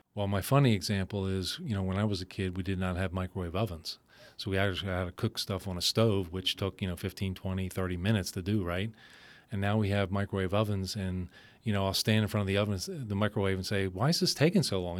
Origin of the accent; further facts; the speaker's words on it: Philadelphia, Pennsylvania, United States; moved away as an adult; also born or lived in Allentown, Pennsylvania; I'm originally from Philadelphia, spent most of my life there.